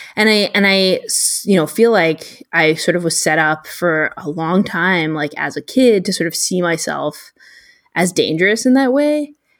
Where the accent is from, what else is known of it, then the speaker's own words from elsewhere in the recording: United States; as an American reader